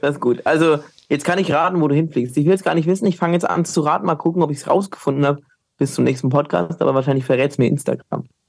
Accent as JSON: {"language": "German", "town": "Bamberg", "region": "Bavaria", "country": "Germany", "tie": "born or raised there", "moved": "yes", "lives_now": "Cologne, Germany", "said": "ich bin hunderte Kilometer weit weg aus Köln oder auch von meiner Heimat Bamberg"}